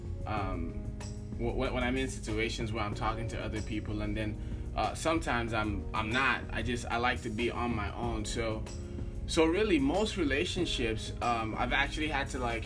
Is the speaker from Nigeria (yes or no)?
yes; Nigeria; I am from Nigeria